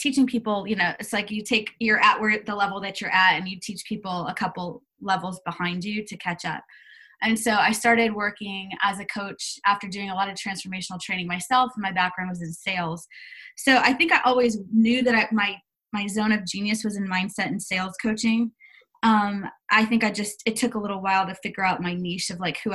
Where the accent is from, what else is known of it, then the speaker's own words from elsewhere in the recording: United States; moved away as an adult; now in Australia; I'm actually an American staying in Australia